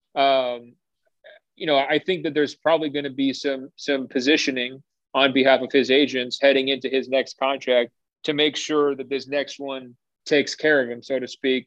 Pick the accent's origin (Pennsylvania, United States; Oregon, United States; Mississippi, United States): Oregon, United States; Beaverton; I'm from Beaverton